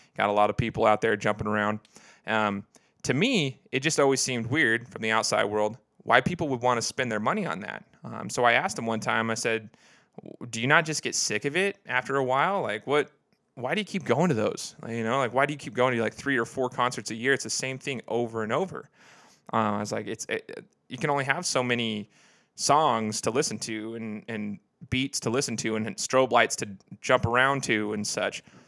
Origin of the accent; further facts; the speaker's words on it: Idaho, United States; born and raised in Idaho